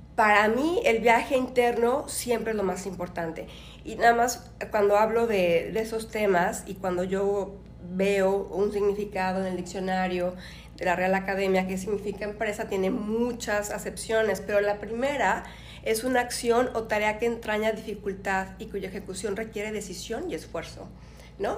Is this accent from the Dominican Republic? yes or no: no; Nayarit, Mexico; moved away as an adult; also born or lived in Mexico City / Buenos Aires, Argentina; De Nayarit